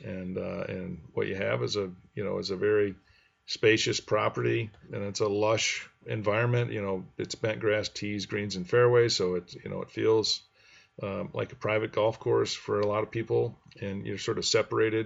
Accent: Grand Rapids, Michigan, United States; I grew up in Grand Rapids, and this is kind of on the west side. I was on the east side of Grand Rapids

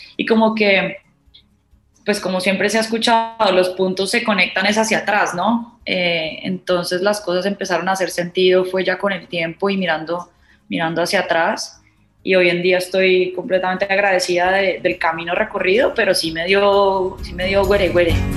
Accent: Cali, Valle del Cauca, Colombia; moved away as an adult; also born or lived in Montpellier, France; Yo nací en Cali

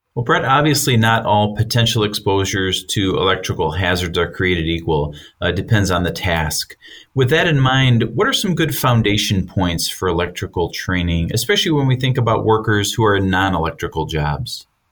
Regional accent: Midwest, United States; growing up in the Midwest

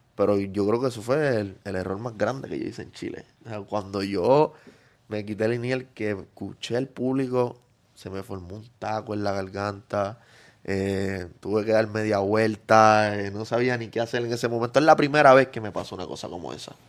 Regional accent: Yabucoa, Puerto Rico; Yo empecé en mi pueblito humilde en Yabucoa, allá en el campo

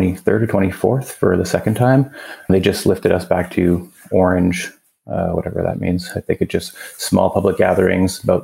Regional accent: Cornwall, Ontario, Canada; I am born and raised. We're actually in a small city called Cornwall, about 50,000 people.

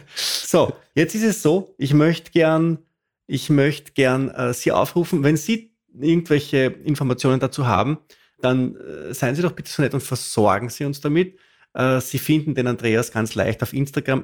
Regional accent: Austria; ich als Österreicher

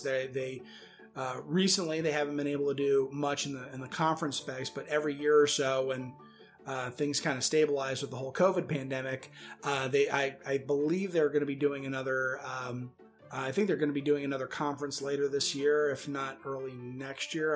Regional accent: Northern Virginia, United States; I'm from Northern Virginia originally

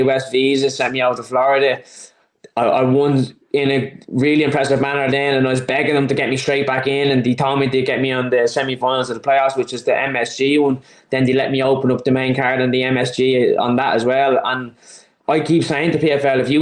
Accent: Dublin, Leinster, Ireland; I'm from Dublin, it's in Dublin.

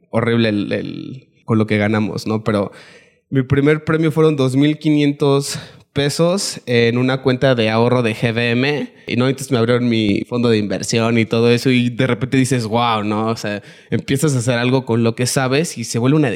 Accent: Mexico City, Mexico; En la Ciudad de México.

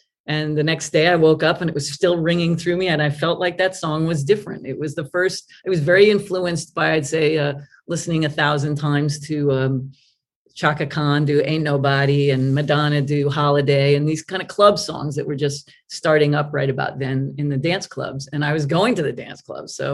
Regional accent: New York area, United States; now in New York, United States; I was from New York, the area.

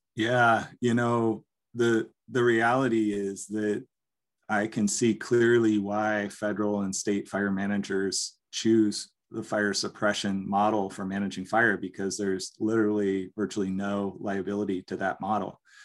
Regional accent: Forks of Salmon, California, United States; So I was born and raised in Forks of Salmon here in, in the, the Salmon River, which is a tributary to the Klamath

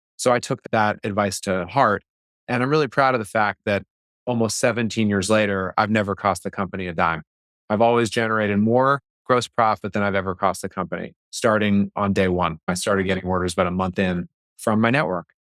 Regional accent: Boston, Massachusetts, United States; I grew up in the Boston area.

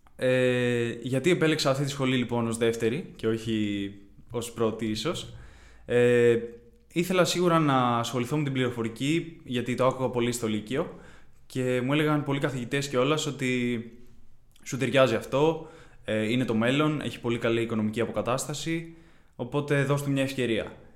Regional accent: Kiato, Peloponnese, Greece; moved away as an adult; now in Athens, Greece; Κατάγομαι από το Κιάτο στην Κορινθία, δεν είμαι από Αθήνα

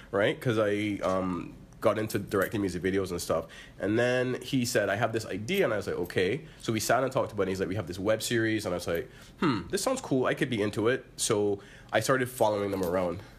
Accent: Barbados; moved away as an adult; I'm from Barbados and we didn't really have that there

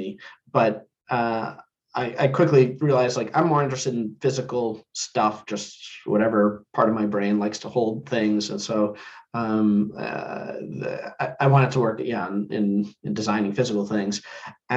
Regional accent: New Jersey, United States; I grew up in New Jersey

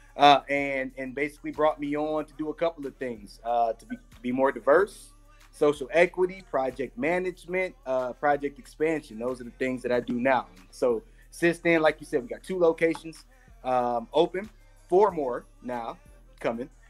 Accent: Detroit, Michigan, United States; i'm from the hood i'm from you know you know detroit detroit area similar to any um, urban area i guess throughout the united states

